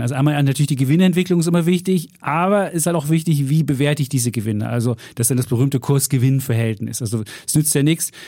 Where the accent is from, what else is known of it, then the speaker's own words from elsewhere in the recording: East Germany, Germany; moved away as an adult; ich bin ja im Osten groß geworden, 18 Jahre da gelebt